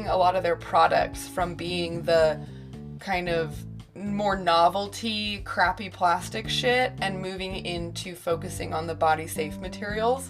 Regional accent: San Francisco, California, United States; moved away; also born or lived in Chicago, Illinois; I grew up in San Francisco, California, which is a mecca for sexual expression.

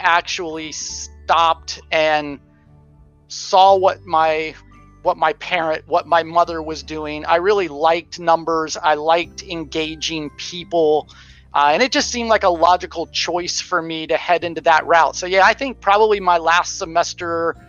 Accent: Florida, United States; I'm born and bred in the beautiful sunny state of Florida

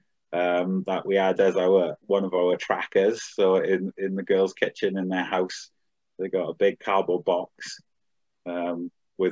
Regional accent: Swansea, Wales, United Kingdom; I'm from Swansea.

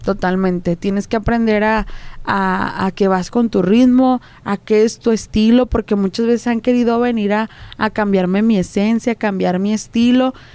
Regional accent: Juárez, Nuevo León, Mexico; los que somos de aquí en Monterrey, este, pues yo hablo de que soy de, de Juárez

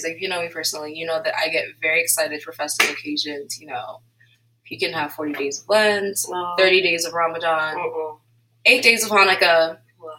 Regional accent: Nigeria; As a Nigerian myself

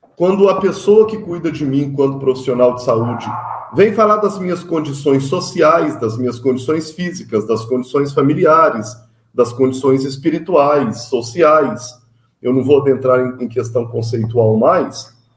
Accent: Minas Gerais, Brazil; Sou mineiro

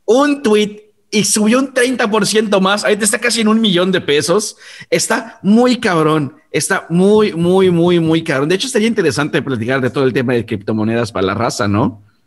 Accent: Mexico; now in Yucatán, Mexico; somos eh, mexicanos

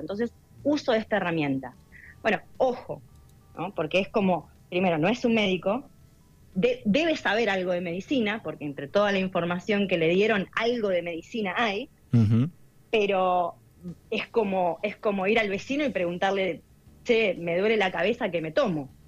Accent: Darregueira, Buenos Aires Province, Argentina; moved away as an adult; also born or lived in Bahía Blanca, Argentina / United States; yo hice, bueno, en primaria y secundario acá en, en Darreira

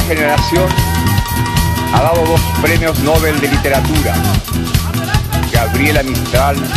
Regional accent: Chile; Vengo de Chile, un país pequeño, pero donde hoy cualquier ciudadano es libre de expresarse como mejor prefiera.

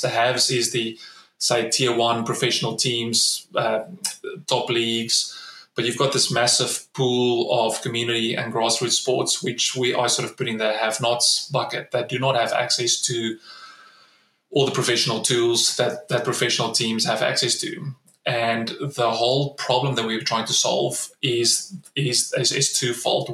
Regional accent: South Africa; moved away as an adult; now in Australia; As a South African, I grew up in, in South Africa during the 90s

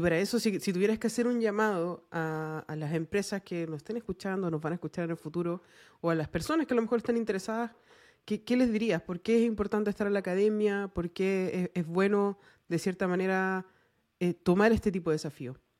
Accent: Chile; nosotros como chilenos

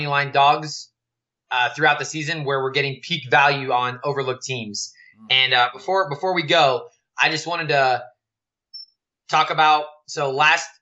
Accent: California, United States; growing up in California

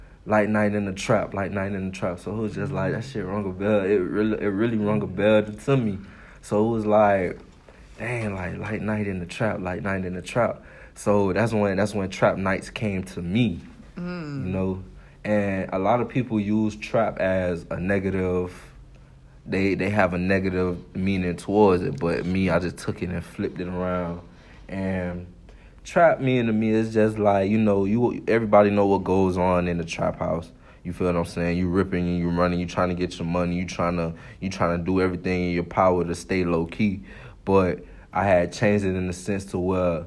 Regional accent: Miami, Florida, United States; I'm from Miami, Florida

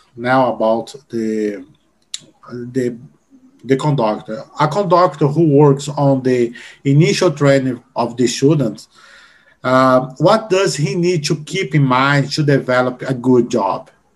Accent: Brazil; English is a second language

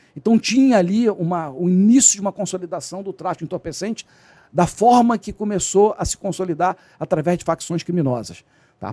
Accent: Rio de Janeiro, Brazil; also born or lived in Nova Friburgo; Até que eu mudei para o Rio com 10 anos de idade, fui morar em Cascadura, né, ali na rua Barão do Baranal, e passei boa parte da minha infância no, no, no subúrbio do Rio

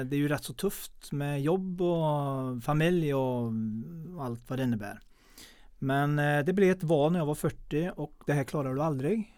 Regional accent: Mellerud, Västra Götaland, Sweden; Jag är uppväxt i Mellerud

